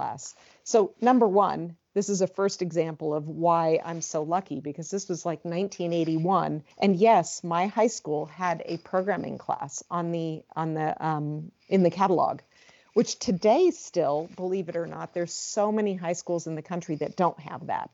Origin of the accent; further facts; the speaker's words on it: Southern California, United States; also born or lived in San Francisco / East Coast / Midwest / Arizona; I am originally from California. I was born in San Francisco, but raised more in Southern California, where I've lived for most of my life